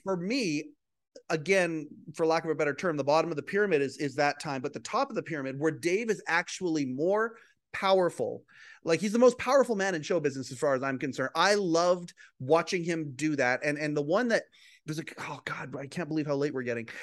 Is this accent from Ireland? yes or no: no; Western Canada, Canada; I'm a guy from Western Canada